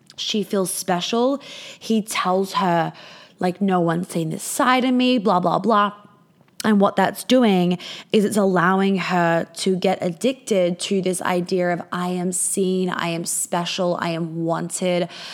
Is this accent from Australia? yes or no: yes; Australia; I'm Australian